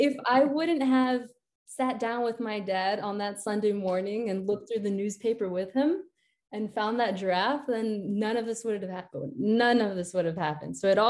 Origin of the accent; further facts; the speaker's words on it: Washington, District of Columbia, United States; moved away as an adult; now in Lyon, France; I am a Mexican American. So I was born and raised in Washington, D.C., but my parents are from Mexico.